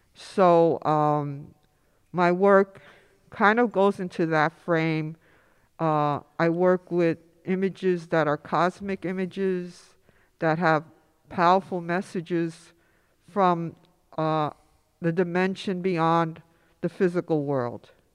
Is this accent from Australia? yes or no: no; New York City, New York, United States; also born or lived in Upper East Side, Manhattan; growing up in Inwood